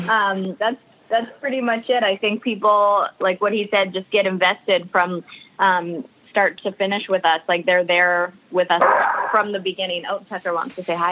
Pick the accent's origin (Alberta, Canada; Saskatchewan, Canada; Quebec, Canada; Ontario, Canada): Alberta, Canada; moved away as an adult; also born or lived in Vancouver, Canada; now in United States; I grew up in Alberta, Canada, and then I had moved out to Vancouver on a dance scholarship